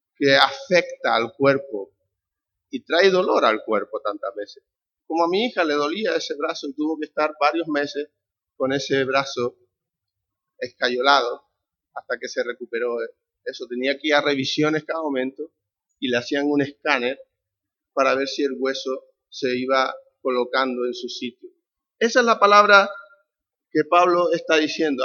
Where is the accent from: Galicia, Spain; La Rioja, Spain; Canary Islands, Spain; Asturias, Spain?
Canary Islands, Spain; accent: Canarian; somos canarios, por si no habéis notado mi acento notado, ¿no? No paso desapercibido